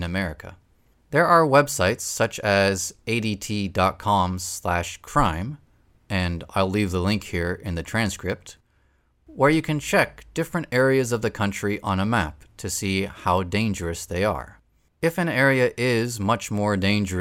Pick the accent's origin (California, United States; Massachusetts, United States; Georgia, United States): Massachusetts, United States; I grew up in Massachusetts